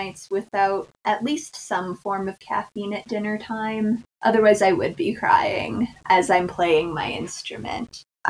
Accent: Wyoming, United States; Not by a whole lot, because I'm still from Wyoming, but even after living in the state for over 10 years, I'm still not used to it.

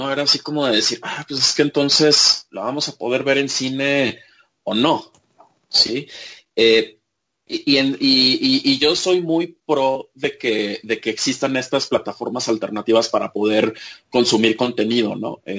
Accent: Mexico; pero yo como audiencia mexicana, ¿en dónde quedo?

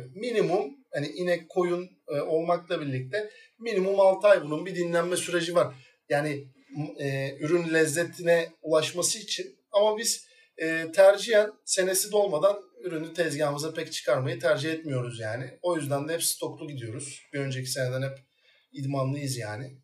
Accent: İzmir, Turkey; İzmir doğumluyum. Tabiri caizse Mandıra'da doğdum büyüdüm

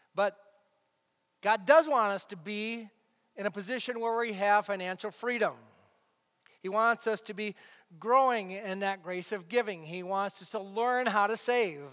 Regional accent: United States; we as Americans

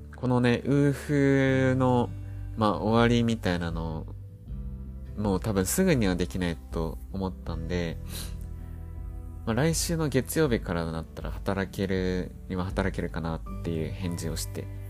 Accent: Japan; moved away as an adult; now in Blenheim, New Zealand; 「どこから来たのどこ出身?」って聞かれて「日本だよ」って言ったら

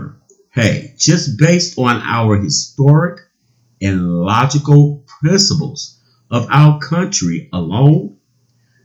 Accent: United States

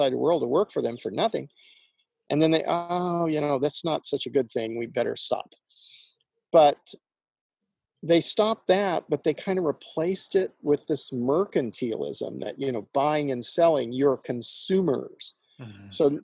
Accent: Indiana, United States; I grew up in Indiana

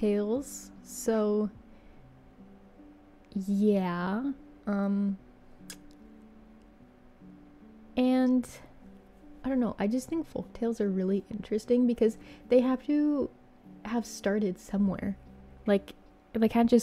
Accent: Canada; I'm Canadian

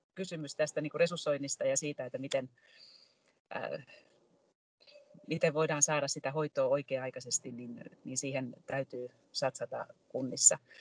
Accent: Tampere, Pirkanmaa, Finland; olen tamperelaisena ylpeä

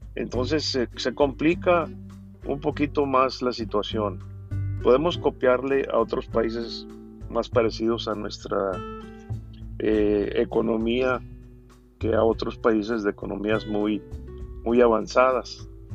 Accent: Mexico; todos somos mexicanos

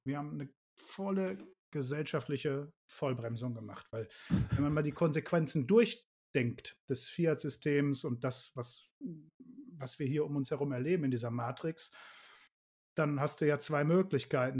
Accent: Ruhr area, North Rhine-Westphalia, Germany; moved away as an adult; wir kommen aus dem Ruhrgebiet. Ja, das merkt man zumindest auch an meiner Schnauze

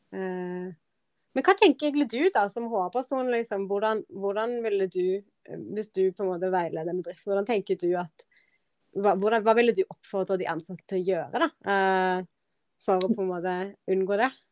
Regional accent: Norway; moved away as an adult; also born or lived in London; Dette var Norge, dette er mitt hjemland

